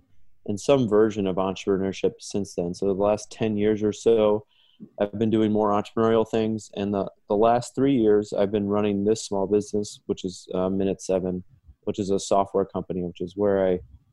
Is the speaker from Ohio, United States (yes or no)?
yes; Dayton, Ohio, United States; moved away as an adult; now in Chicago, United States; I was born and raised in Dayton, Ohio, went to school in Dayton